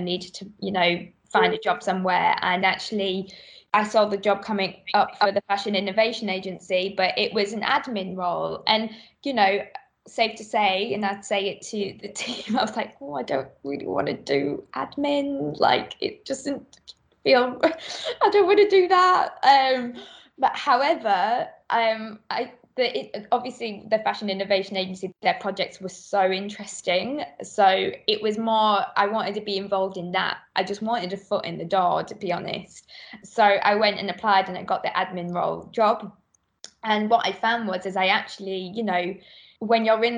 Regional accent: Middlesbrough, North East England, United Kingdom; moved away as an adult; now in London, United Kingdom; I come from Middlesbrough, which is like, you know, you feel like there's not a lot of opportunity in Middlesbrough

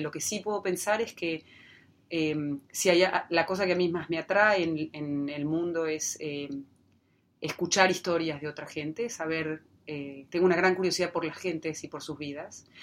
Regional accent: Neuquén, Argentina; cuando yo era chica, eh, creciendo en la Patagonia

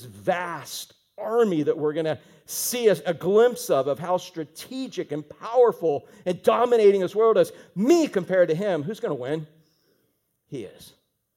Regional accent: Fort Pierce, Florida, United States; I'm from the Fort

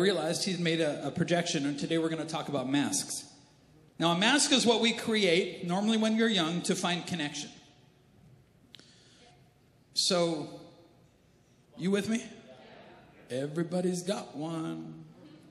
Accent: Canada; I'm Canadian

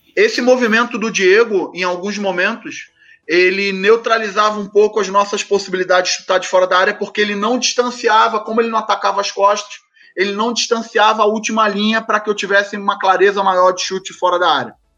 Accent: Rio de Janeiro, Brazil; Eu sou carioca do subúrbio do Rio de Janeiro. Até hoje moro onde eu fui nascido e criado, em Del Castilho

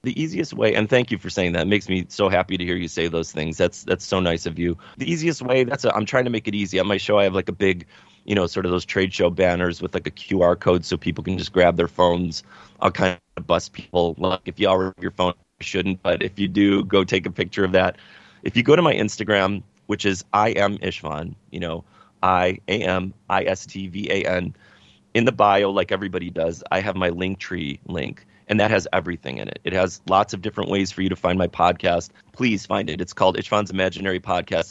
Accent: Chicago, Illinois, United States; we're from Chicago

